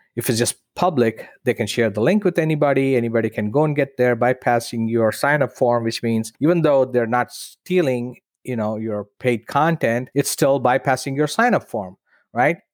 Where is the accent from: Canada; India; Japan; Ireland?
India; moved away as an adult; in India, in my hometown